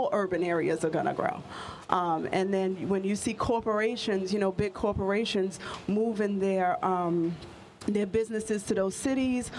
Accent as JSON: {"language": "English", "town": "New York City", "region": "New York", "country": "United States", "tie": "born or raised there", "said": "I'm originally from Queens, born and raised in Queens"}